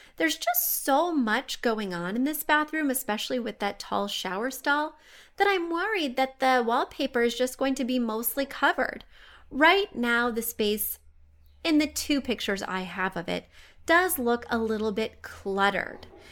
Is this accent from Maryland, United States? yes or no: no; Missouri, United States; I am from Missouri